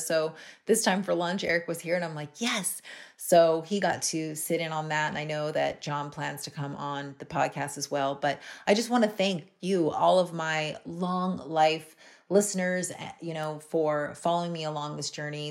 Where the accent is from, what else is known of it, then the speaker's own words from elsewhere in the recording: Hawaii, United States; also born or lived in West Palm Beach, Florida; now in Canada; I'm originally, I, I grew up in Hawaii